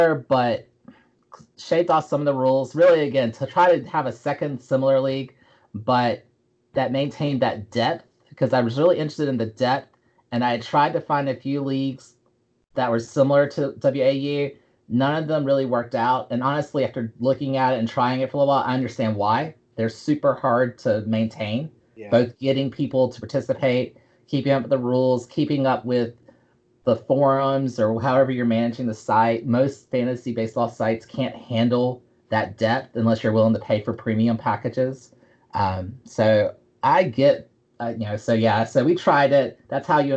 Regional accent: the South, United States; I'm from the South

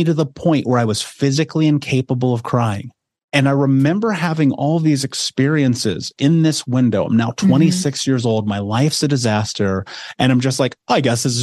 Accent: Indianapolis, Indiana, United States; I grew up in America, in Indianapolis, in an actual city.

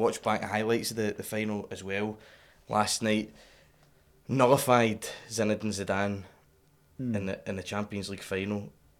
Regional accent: Scotland, United Kingdom; we're Scottish

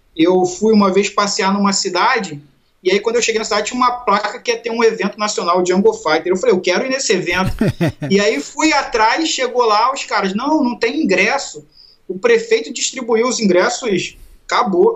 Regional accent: Rio de Janeiro, Brazil; eu sou lá do Rio

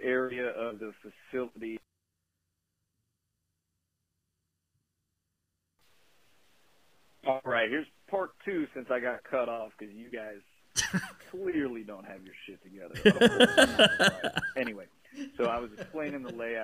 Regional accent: Delaware, Ohio, United States; my hometown of Delaware, Ohio.

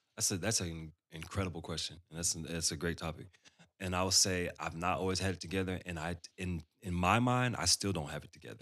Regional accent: Dallas, Texas, United States; Growing up in Dallas, I grew up around all these incredible musicians

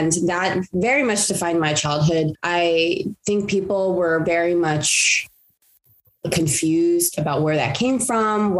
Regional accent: Los Angeles, California, United States; I grew up in the San Gabriel Valley of Los Angeles, California

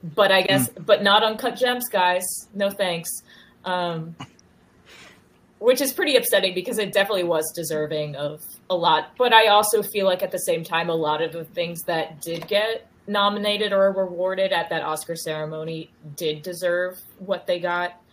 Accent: North Carolina, United States; moved away as an adult; also born or lived in Chicago / Boston; now in New York, United States; I grew up in North Carolina

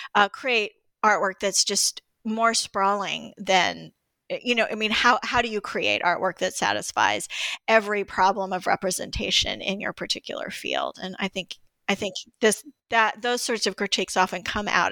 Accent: Greensboro, North Carolina, United States; I grew up in Greensboro, North Carolina, too

